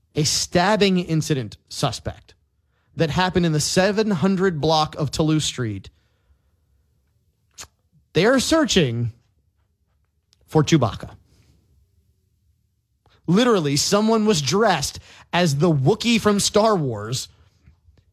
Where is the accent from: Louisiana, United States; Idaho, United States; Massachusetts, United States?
Louisiana, United States; New Orleans; I am a New Orleans native